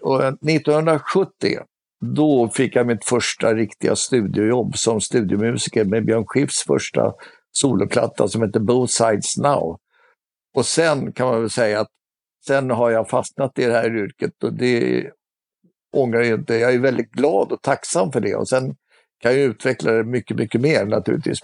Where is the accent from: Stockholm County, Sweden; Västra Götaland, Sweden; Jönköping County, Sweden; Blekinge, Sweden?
Stockholm County, Sweden; Stockholm; jag är uppvuxen i Stockholm